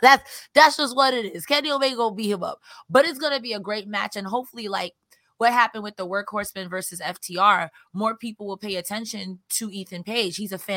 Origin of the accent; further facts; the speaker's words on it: Winnipeg, Manitoba, Canada; I'm from Winnipeg. You idiot.